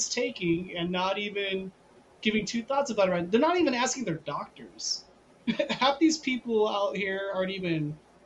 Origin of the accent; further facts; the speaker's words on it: Carlsbad, New Mexico, United States; also born or lived in Phoenix, Arizona; now in Albuquerque, United States; I was born in Phoenix. Then my family's from Carlsbad. Family issues, back to Carlsbad